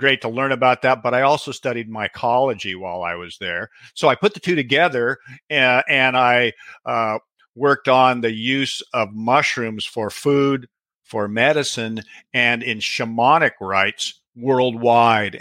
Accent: Pacific Northwest, United States; I was born and raised in the Pacific Northwest

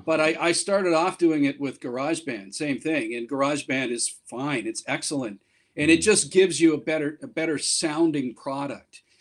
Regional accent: Canada; moved away as an adult; now in Japan; I'm from Canada where I worked in radio and television both on the air and behind the scenes for about 25 years.

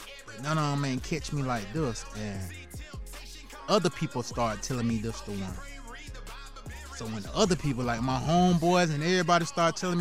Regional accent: Columbia, South Carolina, United States; I'm from Columbia, South Carolina

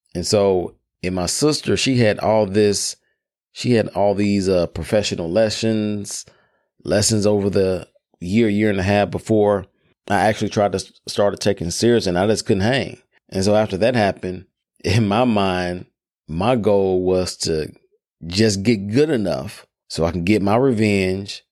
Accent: Memphis, Tennessee, United States; I grew up in Memphis, Tennessee, known as Hoop City

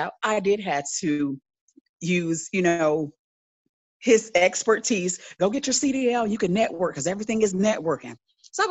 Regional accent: Tampa, Florida, United States; moved away as an adult; now in Atlanta, United States; I am originally from Tampa, Florida, but I live in Atlanta, Georgia.

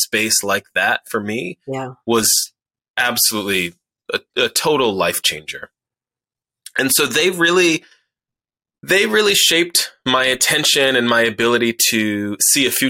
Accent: Chicago, Illinois, United States; moved away; also born or lived in Rhode Island; I was born and raised on the South Side of Chicago

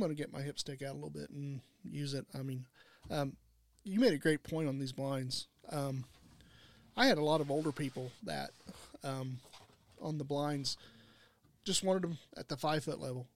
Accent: United States; I'm from Wayne County

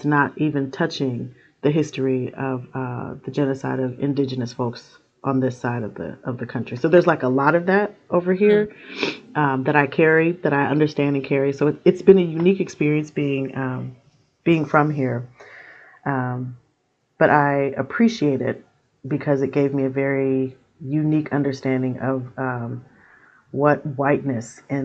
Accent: Portland, Oregon, United States; I am from Portland, Oregon, born and raised, although I've lived other places. Portland is my home.

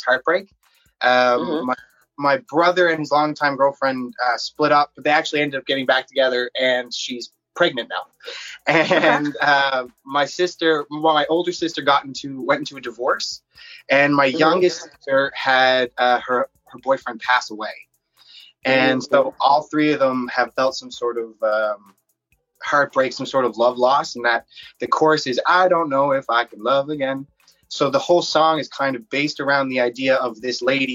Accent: Newfoundland and Labrador, Canada; I'm from Newfoundland, Canada

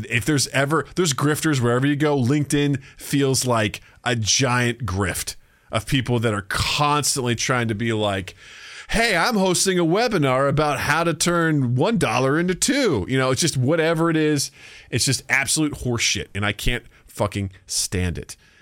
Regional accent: United States

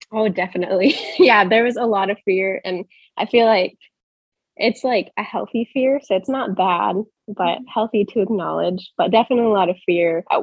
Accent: Portland, Oregon, United States; moved away as an adult; also born or lived in Arizona; I'm kind of a nomad of sorts right now. Um, so I grew up in Portland. I did all my education in Arizona. And since then, I've been a travel nurse

